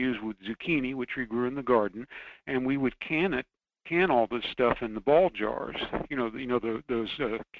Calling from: Fairbanks, Alaska, United States; calling from Fairbanks.

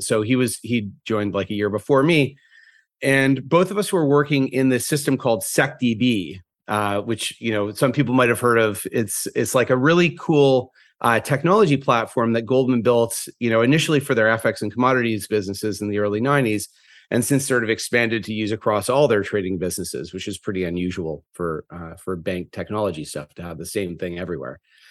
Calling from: New York, United States; I'm calling from the Upper West Side of Manhattan from my home office.

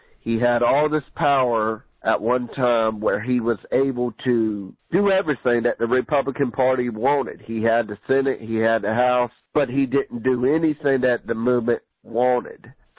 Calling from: South Carolina, United States; Hey, Owen. … I'm from South Carolina.

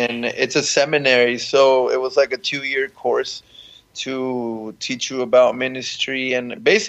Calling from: San Antonio, Central, Paraguay; We're tuning in from San Antonio, Paraguay.

